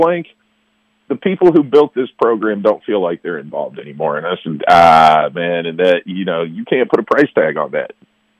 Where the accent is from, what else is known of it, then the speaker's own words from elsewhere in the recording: Kentucky, United States; here's the fun thing, man, about growing up outside of Louisville as a Louisville fan.